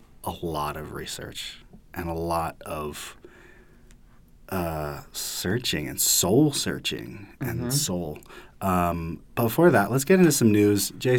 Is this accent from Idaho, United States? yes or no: no; Utah, United States; born or raised there; also born or lived in Washington